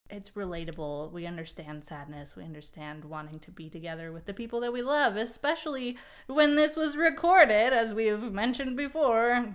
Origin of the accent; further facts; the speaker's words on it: Portland, Oregon, United States; now in North Carolina, United States; I'm from Portland, Oregon originally, and I now live on the East Coast. I'm in North Carolina